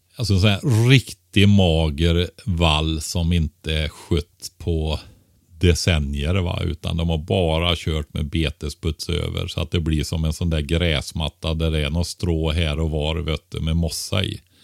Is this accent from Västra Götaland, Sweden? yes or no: yes; Västergötland, Västra Götaland, Sweden; Västergötland där jag kommer från.